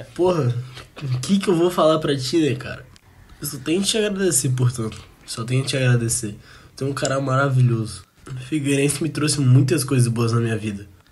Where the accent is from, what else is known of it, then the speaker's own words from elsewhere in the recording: Florianópolis, Santa Catarina, Brazil; eu sou manezinho da ilha, nasci lá na Carlos Correia, maternidade Carlos Correia, então manezinho da ilha mesmo